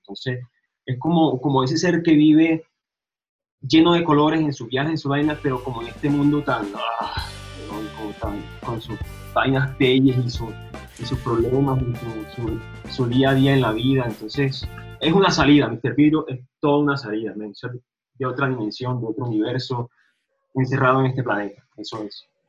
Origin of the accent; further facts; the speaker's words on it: Montería, Córdoba, Colombia; now in Medellín, Colombia; yo soy de las Sabanas Cordobesas, de Montería Córdoba